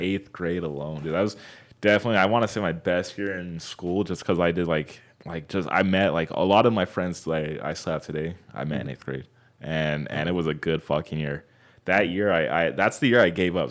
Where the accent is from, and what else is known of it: Fontana, California, United States; born or raised there; also born or lived in Anaheim, California